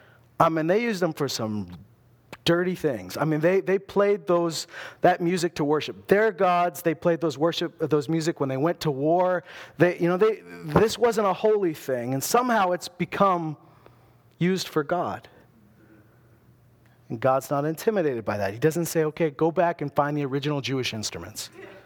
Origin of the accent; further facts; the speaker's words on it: Loon Lake, Saskatchewan, Canada; I wasn't a small town guy. I came from Loon Lake, but those Loon Lakers were not like me.